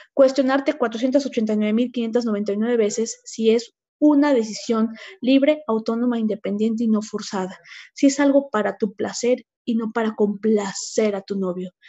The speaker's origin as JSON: {"language": "Spanish", "town": "Huauchinango", "region": "Puebla", "country": "Mexico", "tie": "born or raised there", "said": "yo soy originaria de la Sierra Norte de Puebla, en Huauchinango"}